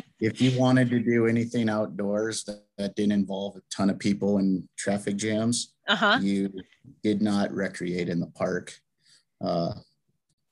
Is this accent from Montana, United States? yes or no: yes; Gardiner, Montana, United States; now in Lewistown, United States; I was born and raised in Gardner, Montana.